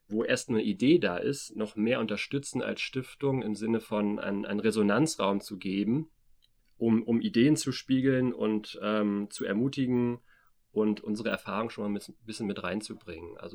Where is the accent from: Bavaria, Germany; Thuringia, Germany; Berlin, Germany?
Berlin, Germany; now in Erfurt, Germany; wir sitzen hier gerade in, im Erfurter Norden, im, in einem riesigen Plattenbaugebiet. Selbst als Berliner ist es schon, wirkt es schon sehr groß. Da kenne ich die natürlich auch aus Berlin.